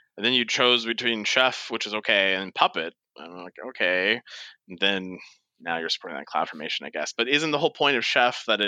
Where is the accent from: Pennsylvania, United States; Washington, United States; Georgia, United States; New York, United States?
Washington, United States; Seattle; moved away as an adult; now in San Francisco Bay Area, United States; I was from Seattle where we had the Sonics who were ripped out from underneath us by Oklahoma.